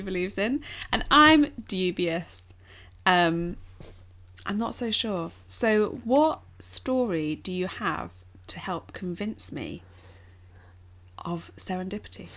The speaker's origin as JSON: {"language": "English", "region": "England", "country": "United Kingdom", "said": "as English people"}